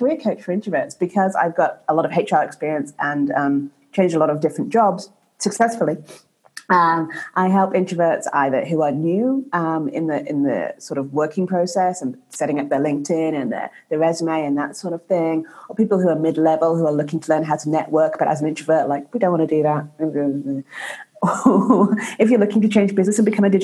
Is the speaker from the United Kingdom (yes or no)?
yes; England, United Kingdom; also born or lived in United States / Canada / Mexico; now in Guadalajara, Mexico; I'm originally from England to the States